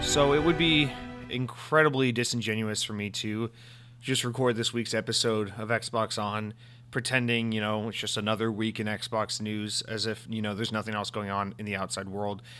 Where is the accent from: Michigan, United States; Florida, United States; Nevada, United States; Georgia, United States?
Georgia, United States; Atlanta; moved away; I, uh, I'm, I lived almost my entire life in, in Atlanta, Georgia, or just outside of Atlanta, Georgia